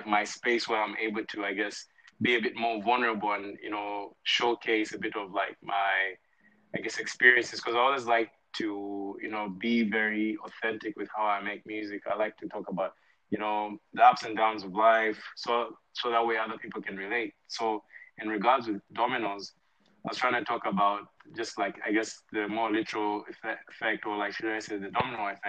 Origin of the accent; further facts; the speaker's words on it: Lusaka, Lusaka Province, Zambia; moved away as an adult; now in Atlanta, United States; I'm from Lusaka, Zambia, but I'm currently based in the U.S. in Atlanta, Georgia.